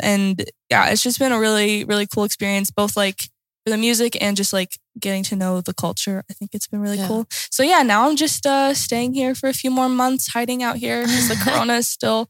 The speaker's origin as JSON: {"language": "English", "country": "United States", "also_born_or_lived": "Lillehammer, Norway", "moved": "as an adult", "lives_now": "Oslo, Norway", "said": "Said that earlier. But yeah, I'm from the States. I came here a year ago. Yeah, a little over a year ago."}